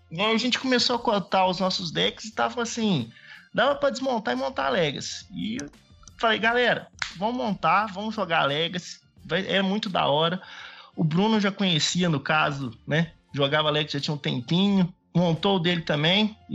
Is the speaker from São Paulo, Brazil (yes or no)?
no; São João del Rei, Minas Gerais, Brazil; now in Pouso Alegre, Brazil; eu sou de São João Del Rei, mas agora tô morando em Pouso Alegre. É, São José é uma cidadezinha ali perto de Tiradentes, bastante igreja.